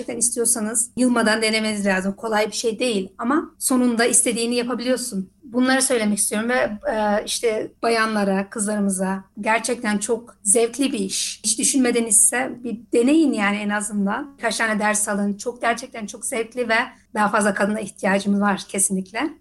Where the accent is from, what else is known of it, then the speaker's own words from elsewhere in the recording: Isparta, Turkey; now in Netherlands; Ben Ispartalıyım.